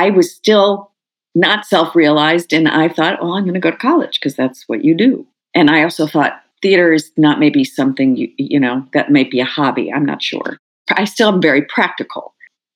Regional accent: Skokie, Illinois, United States; moved away; I grew up in Skokie

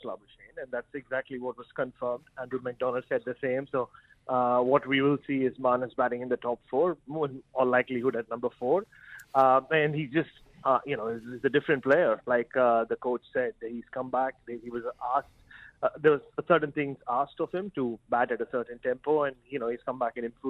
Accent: Mumbai, Maharashtra, India; I'm in my ancestral land, though I hail from Mumbai. My parents originally hail from Chennai.

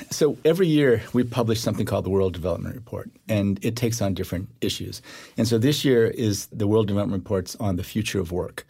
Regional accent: Iowa, United States; also born or lived in Korea; I grew up in Iowa

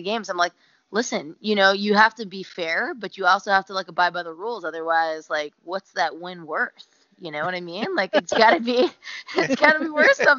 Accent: Tampa, Florida, United States; moved away; I'm born and raised in Tampa, Florida, which my parents still live in.

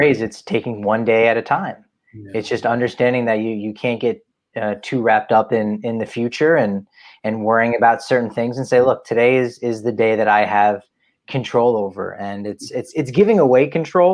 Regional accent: New Jersey, United States; I'm from Jersey.

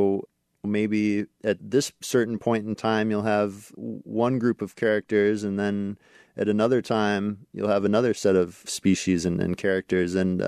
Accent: Alaska, United States; Yeah, so where I grew up in Alaska, black spruce was kind of characteristic

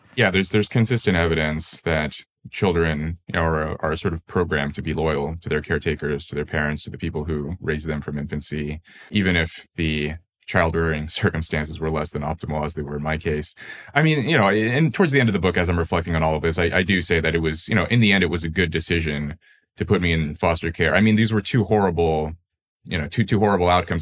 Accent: Los Angeles, California, United States; I was born into poverty in Los Angeles

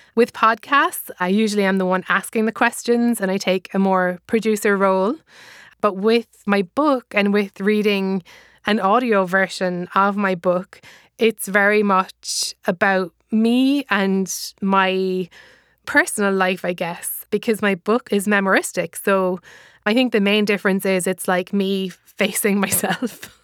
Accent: Ireland; accent: Irish; moved away as an adult; now in United States; I am Irish, as you can probably hear from my accent

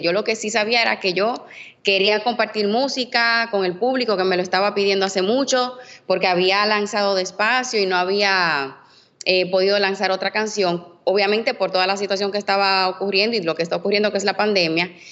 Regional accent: Dominican Republic; soy dominicana

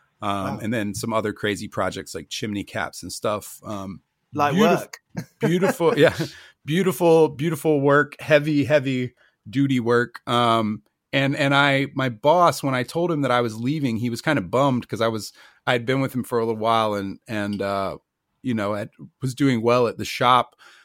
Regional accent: United States; I'm American.

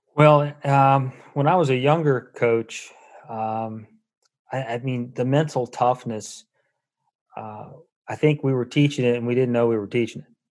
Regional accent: Charlottesville, Virginia, United States; moved away; I'm from Charlottesville

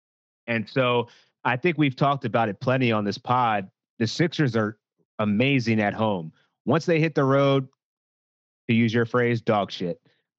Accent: Philadelphia, Pennsylvania, United States; my hometown Philadelphia 76ers

